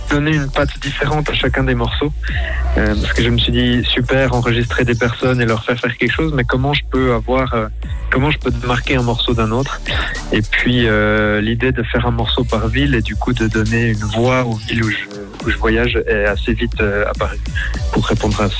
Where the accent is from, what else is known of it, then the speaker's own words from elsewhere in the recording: Switzerland; comme je suis suisse